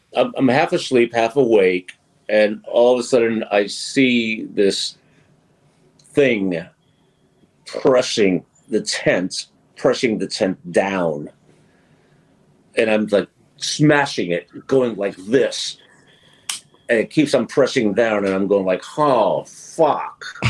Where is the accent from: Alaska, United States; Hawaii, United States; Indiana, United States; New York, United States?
New York, United States; now in Washington, United States; being from New York and um, growing up in New York